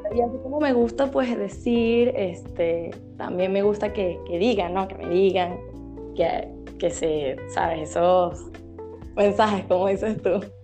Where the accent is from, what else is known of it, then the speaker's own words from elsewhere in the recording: Venezuela; soy de Venezuela